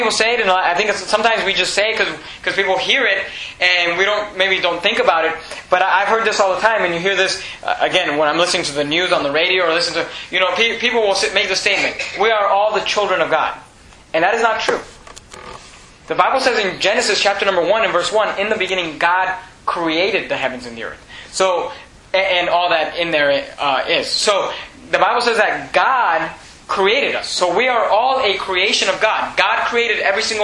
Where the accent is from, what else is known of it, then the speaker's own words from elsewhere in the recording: Venezuela; my whole family, we were born in Venezuela